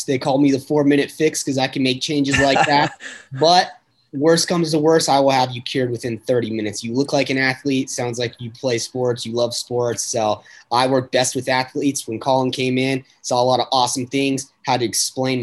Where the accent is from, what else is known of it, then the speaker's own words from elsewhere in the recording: Las Vegas, Nevada, United States; also born or lived in Reno, Nevada; I grew up in Vegas. Been here forever.